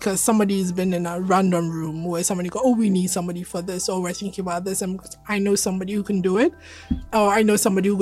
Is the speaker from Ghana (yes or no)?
yes; Ghana; moved away as an adult; also born or lived in London, United Kingdom; I'm a Ghanaian woman